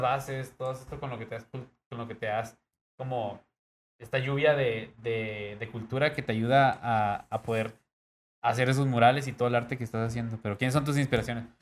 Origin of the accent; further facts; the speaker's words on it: Tijuana, Baja California, Mexico; siendo acá de Tijuana